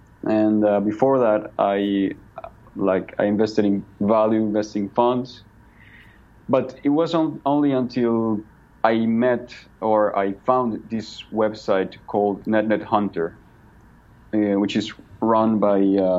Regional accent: Villavicencio, Meta, Colombia; now in Bogotá, Colombia

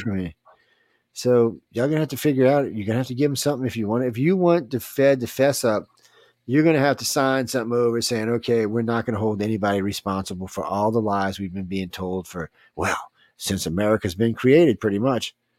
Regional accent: United States; I'm an American

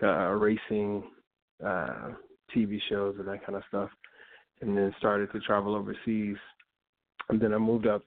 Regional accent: Chicago, Illinois, United States; I'm a Chicago artist. I grew up in Inglewood in Chicago

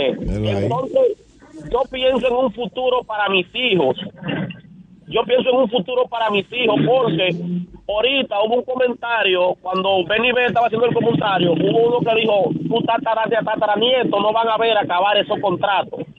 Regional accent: Dominican Republic; Yo no sé qué, clase de dominicanos somos nosotros

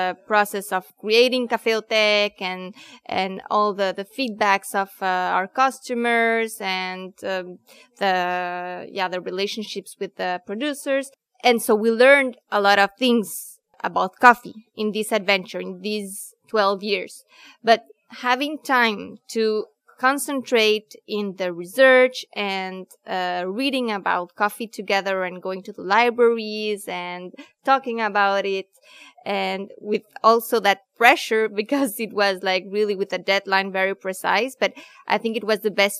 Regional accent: Guatemala; moved away; I was also born in Guatemala.

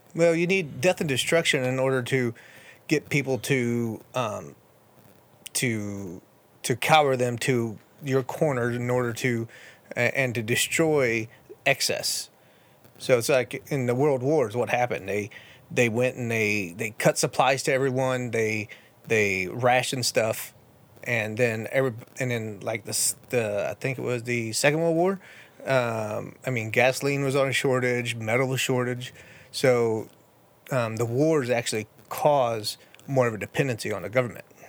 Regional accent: Illinois, United States; moved away as an adult; born and raised in Illinois.

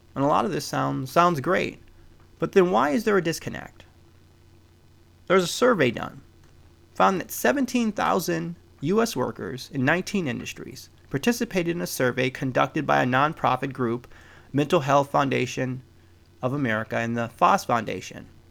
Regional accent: Midwest, United States; now in West Coast, United States; I was born in the Midwest

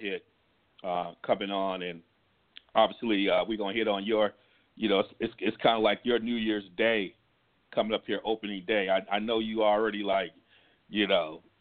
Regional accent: Ann Arbor, Michigan, United States; we were growing up in Ann Arbor area

